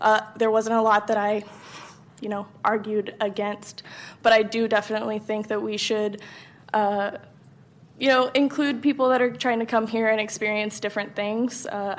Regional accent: Texas, United States; moved away as an adult; now in California; So I am originally not from California. I came all the way from Texas. I drove myself here about 2 years ago.

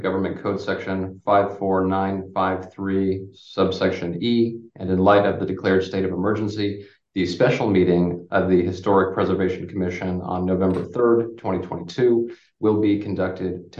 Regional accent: Berkeley, California, United States; I am originally from Berkeley

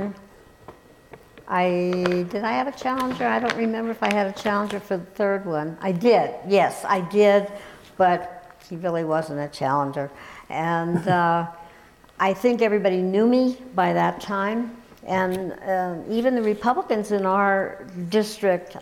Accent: New York, United States; now in Colorado, United States; growing up in New York

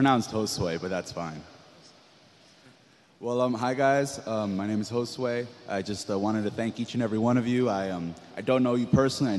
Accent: San Francisco, California, United States; I grew up in the Bayview area, specifically in the Section 8 housing over at Sunnydale.

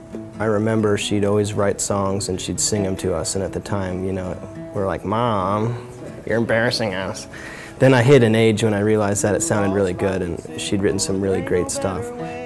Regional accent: Golden, Colorado, United States; growing up in Golden was really neat because you had the small town feel, but you had so much character in the town. I lived in the historic district, and so my house was literally 100 years old.

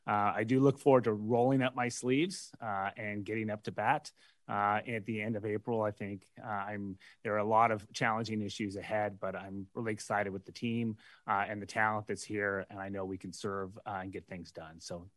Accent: Marin County, California, United States; moved away; I grew up playing ball in Marin County.

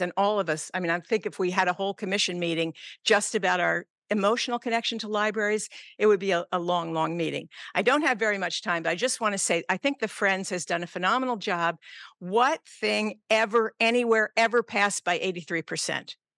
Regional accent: Pottstown, Pennsylvania, United States; moved away as an adult; now in San Francisco, United States; my small hometown in Pennsylvania

